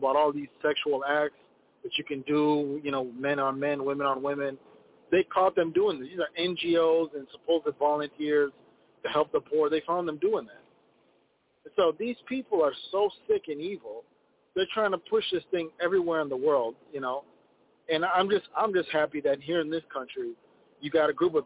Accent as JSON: {"language": "English", "country": "Ethiopia", "tie": "born or raised there", "moved": "yes", "lives_now": "Minneapolis, United States", "said": "in my home country, Ethiopia"}